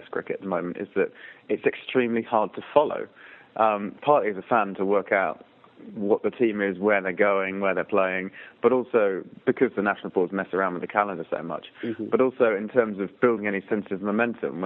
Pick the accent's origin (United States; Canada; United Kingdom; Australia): United Kingdom; England; an Englishman who grew up watching test cricket in the 1990s